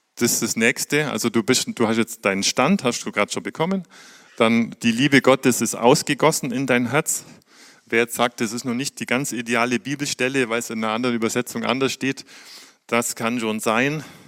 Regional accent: Germany; wir haben in aller Welt Botschaften als Deutsche

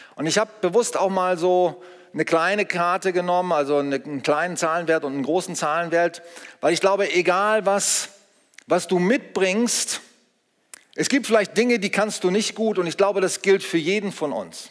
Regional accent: Germany; wir sind in Deutschland geboren

